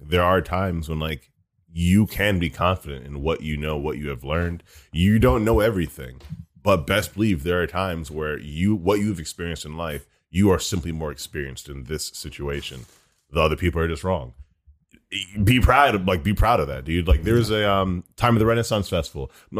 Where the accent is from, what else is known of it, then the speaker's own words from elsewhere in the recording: United States; as an American black guy